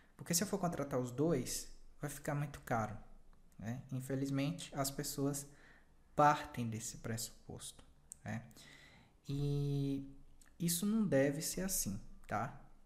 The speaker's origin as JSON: {"language": "Portuguese", "region": "Bahia", "country": "Brazil", "said": "no Nordeste, né, que é a região é, que eu pertenço, né, eu sou baiano"}